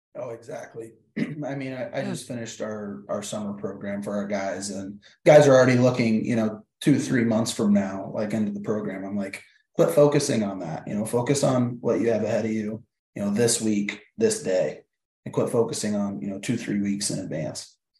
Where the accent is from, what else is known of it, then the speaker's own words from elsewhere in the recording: Iowa, United States; I'm born and raised in Iowa.